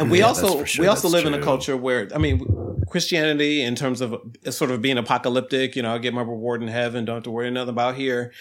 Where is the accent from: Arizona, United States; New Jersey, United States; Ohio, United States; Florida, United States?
Ohio, United States; I came from Ohio and we lived in a community.